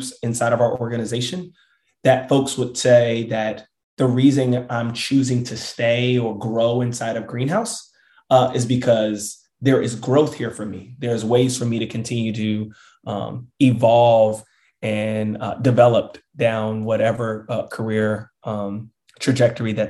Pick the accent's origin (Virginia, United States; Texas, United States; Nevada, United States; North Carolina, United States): Virginia, United States; Richmond; my hometown, Richmond, Virginia.